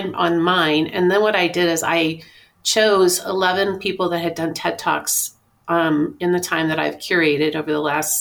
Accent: Kansas, United States; growing up in Kansas, I was born and raised in a family of meager means

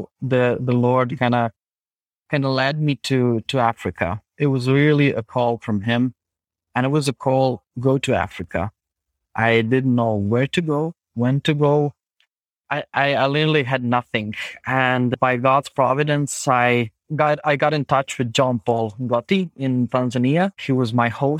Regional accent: Zagreb, City of Zagreb, Croatia; English is a second language; I'm from Zagreb. It's the capital city of Croatia

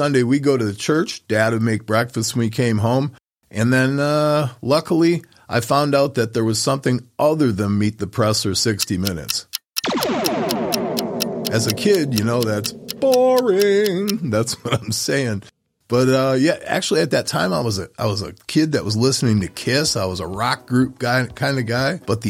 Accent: Menominee, Michigan, United States; Growing up in Menominee here before the internet, way back in the day, our community was pretty simple.

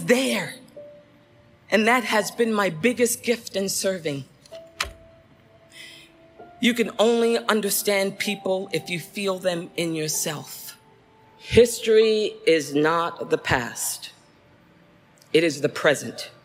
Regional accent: Central Falls, Rhode Island, United States; I grew up in Central Falls, Rhode Island

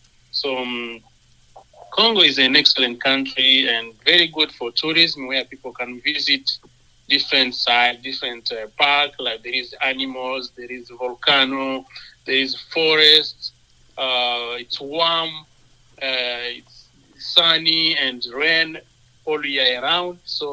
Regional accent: Sherbrooke, Quebec, Canada; now in Brooks, Canada; since 2005 when I arrived here in Brooks, and I was coming from Sherbrooke, Quebec.

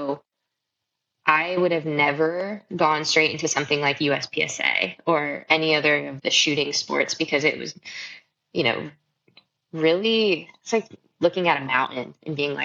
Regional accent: Marysville, Michigan, United States; moved away; I grew up in Michigan, in around Marysville, Michigan.

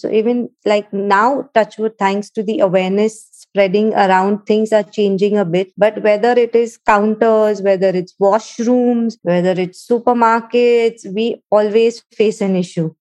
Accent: Mumbai, Maharashtra, India; moved away as an adult; now in United Arab Emirates; I was born in Mumbai, India, to a wonderful family

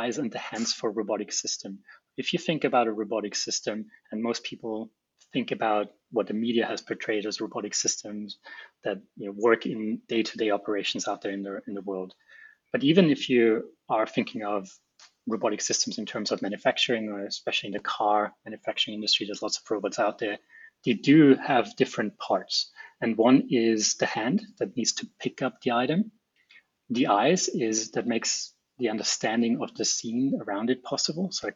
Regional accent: Austria; moved away as an adult; also born or lived in Japan; now in Brisbane, Australia; So I'm originally from Austria. I grew up in a small town in the Alps there

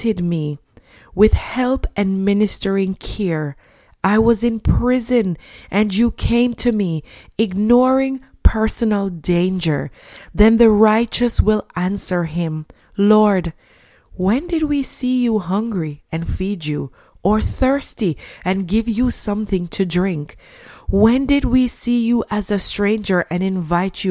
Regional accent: Jamaica; when I was a child growing up in Jamaica

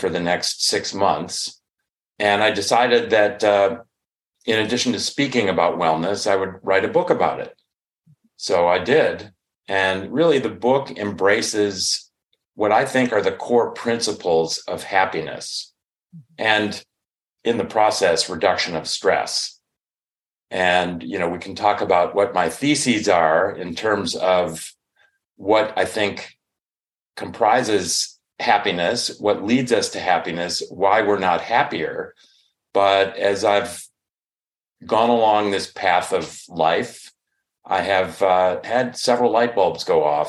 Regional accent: Chicago, Illinois, United States; now in Northern California, United States; I'm from the Chicago area

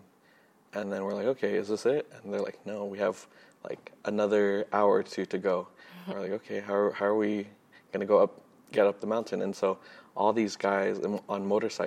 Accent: Glendale, California, United States; I grew up in Glendale, California

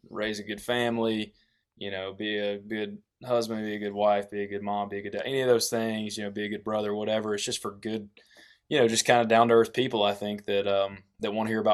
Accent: East Tennessee, United States; they'd all mess with me about my accent, and they started calling me Tennessee

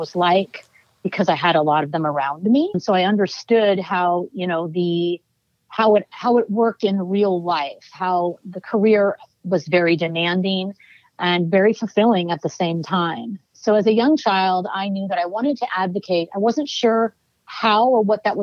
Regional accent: Oakland, California, United States; I'm born and raised in Oakland, California

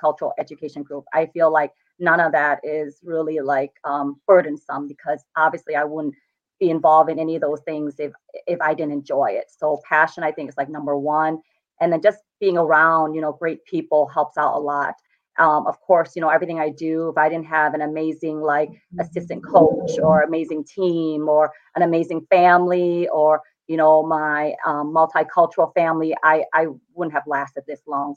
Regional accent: Joliet, Illinois, United States; I live in Joliet. I didn't really stray far from it. This is my hometown

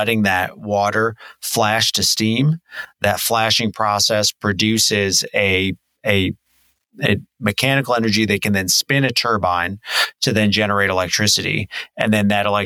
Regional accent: Illinois, United States; I grew up in Illinois in a small town called Shanahan

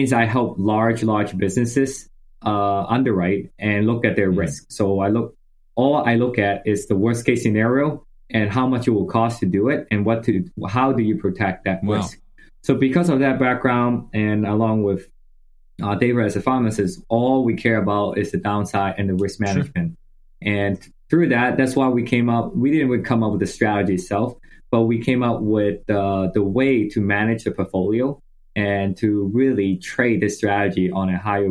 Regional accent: Hong Kong; moved away as an adult; also born or lived in United States; I grew up in Hong Kong. I went to high school, did all that there

